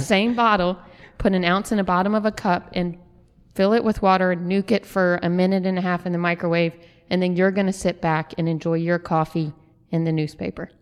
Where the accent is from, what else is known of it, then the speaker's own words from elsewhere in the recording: New Orleans, Louisiana, United States; now in Birmingham, United States; growing up in New Orleans, coffee was such an integral part of my life that when I moved here